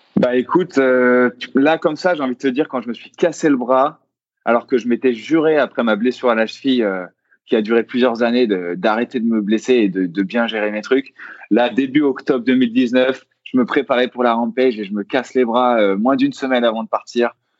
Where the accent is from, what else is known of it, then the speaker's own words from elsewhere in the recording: Versailles, Île-de-France, France; je viens de Versailles